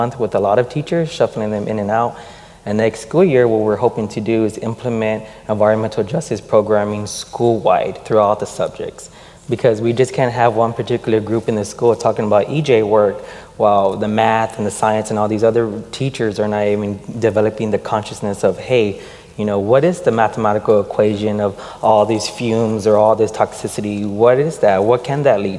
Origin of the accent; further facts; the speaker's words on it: Houston, Texas, United States; teacher in the very community that I was born and raised in Houston, Texas